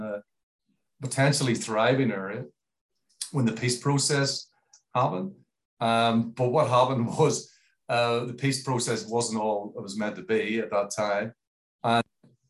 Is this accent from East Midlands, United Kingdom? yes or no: no; Belfast, Northern Ireland, United Kingdom; now in Australia; I was born in Belfast